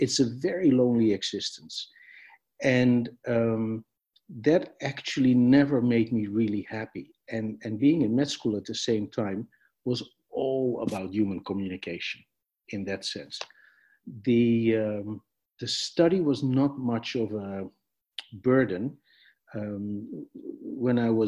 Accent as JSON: {"language": "English", "town": "Amsterdam", "region": "North Holland", "country": "Netherlands", "tie": "born or raised there", "said": "I was born in Amsterdam in the Netherlands"}